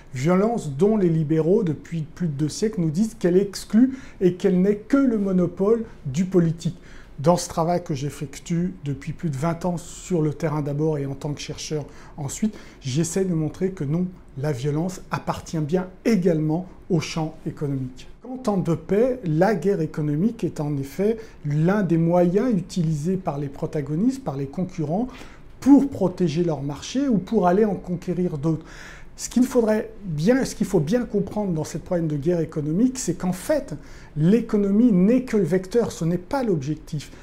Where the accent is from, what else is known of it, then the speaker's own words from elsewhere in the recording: France; on est français